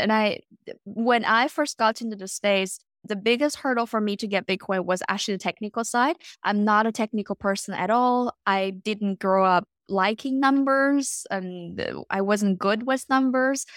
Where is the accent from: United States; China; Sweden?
China; Beijing; moved away as an adult; also born or lived in North America / Europe; now in Canada; I was born and raised in Beijing, and then later on spent my entire adulthood abroad, um, in North America and Europe. So right now I'm in West Coast, Canada.